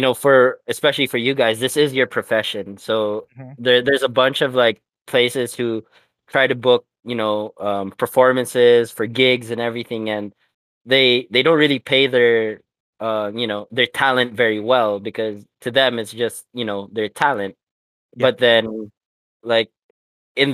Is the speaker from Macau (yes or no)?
yes; Macau; also born or lived in Philippines; I remember growing up in Macau